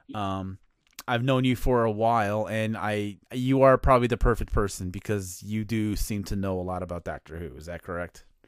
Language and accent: English; outside of Chicago, Illinois, United States; I grew up uh outside of Chicago